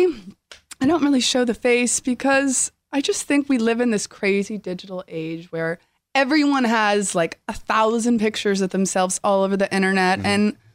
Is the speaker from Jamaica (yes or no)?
no; New York, United States; also born or lived in Los Angeles; I was born in New York. I'm like a New Yorker at heart.